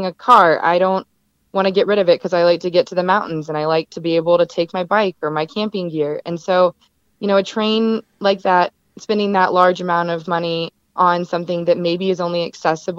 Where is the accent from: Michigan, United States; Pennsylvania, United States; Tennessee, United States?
Tennessee, United States; Nashville; moved away as an adult; now in Denver, United States; I'm from Nashville